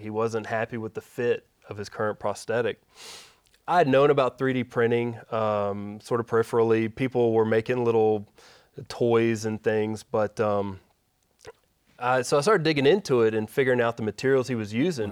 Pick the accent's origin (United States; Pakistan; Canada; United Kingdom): United States; Shreveport, Louisiana; also born or lived in Dallas; I grew up in Shreveport, uh, born at Willis Knight in South